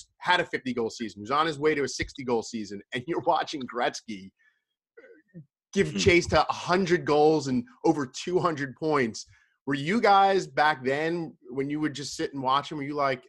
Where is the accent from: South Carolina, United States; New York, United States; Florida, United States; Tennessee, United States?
New York, United States; Long Island; I grew up on Long Island.